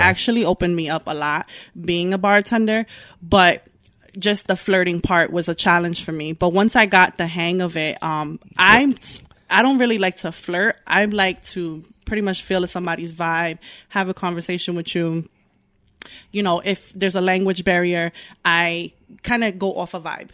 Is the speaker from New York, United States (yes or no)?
yes; Newburgh, New York, United States; also born or lived in Bronx, New York / Yonkers, New York; I grew up in Newburgh. Um, I moved up here when I was seven.